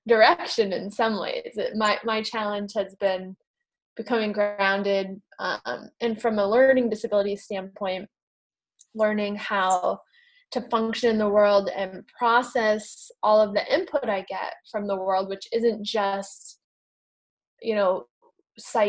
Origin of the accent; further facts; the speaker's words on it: New England, United States; I grew up in New England in the United States